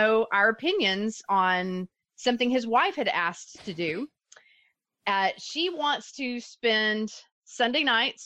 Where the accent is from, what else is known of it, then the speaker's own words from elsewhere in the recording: Dallas, Texas, United States; you and I are both from the Dallas area